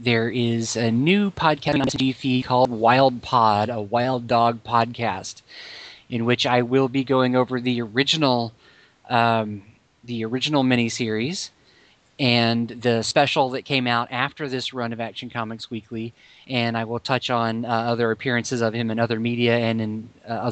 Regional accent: Georgia, United States; I'm from Georgia

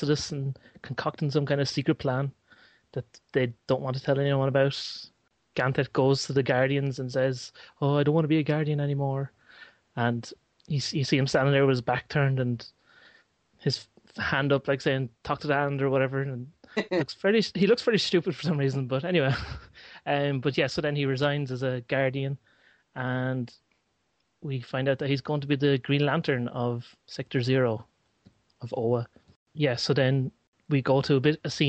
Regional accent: Ireland; accent: Irish; I am from Ireland

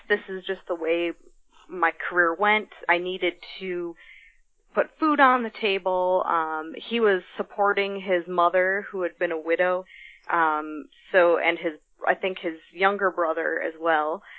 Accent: Midwest, United States; I grew up in the Midwest

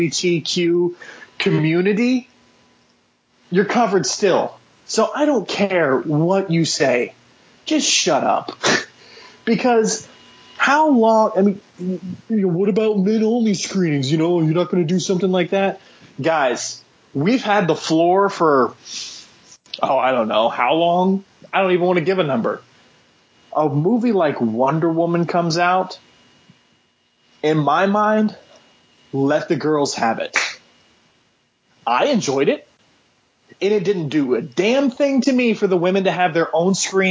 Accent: Austin, Texas, United States; I'm from Austin, born and raised here

